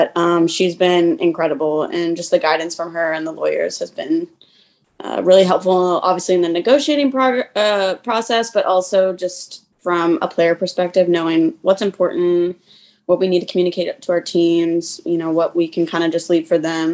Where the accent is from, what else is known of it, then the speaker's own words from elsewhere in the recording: Kansas City, Missouri, United States; I'm from Kansas City